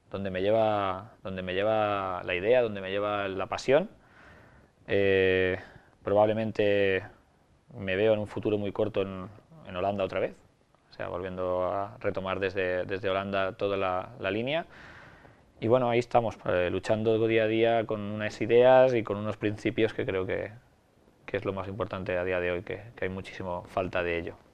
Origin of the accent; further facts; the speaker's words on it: Ibi, Valencian Community, Spain; Vengo de, vengo de Ibi. Vengo de un pueblo pequeño de, Alicante, de la montaña de Alicante